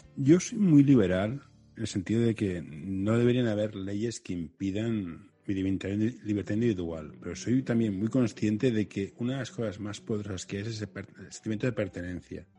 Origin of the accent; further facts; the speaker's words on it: Spain; aquí me defiende como español